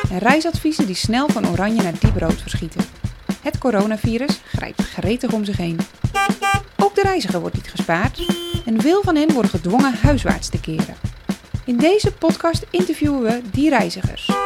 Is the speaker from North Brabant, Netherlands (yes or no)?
no; Schagen, North Holland, Netherlands; ik ben 32 jaar en ik kom uit Schagen.